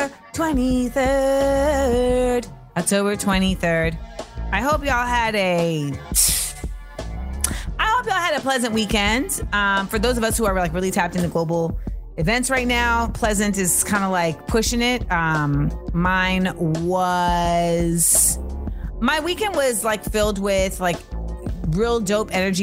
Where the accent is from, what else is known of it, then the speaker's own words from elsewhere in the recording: Inglewood, California, United States; I was born in Inglewood